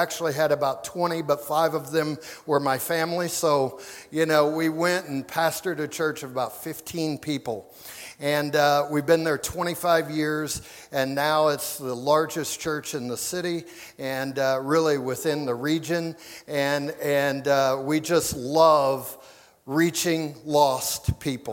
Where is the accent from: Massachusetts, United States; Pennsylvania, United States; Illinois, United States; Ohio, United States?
Illinois, United States; near St. Louis; moved away; I grew up in Illinois and right on the border of St. Louis